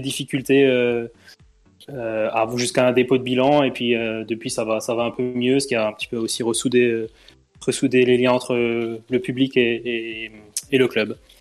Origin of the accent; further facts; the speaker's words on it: southern Alsace, Grand Est, France; also born or lived in Strasbourg; j'ai fait mes études à Strasbourg, mais je suis originaire du sud de l'Alsace, pratiquement en Suisse